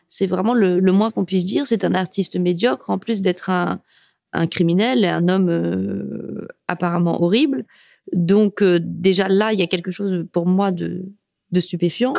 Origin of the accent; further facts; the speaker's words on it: Morocco; also born or lived in France; je suis marocaine